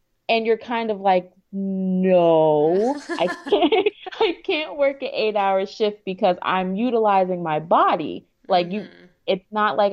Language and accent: English; New York, United States; also born or lived in Maryland / Virginia; now in Houston, United States; I'm originally from New York.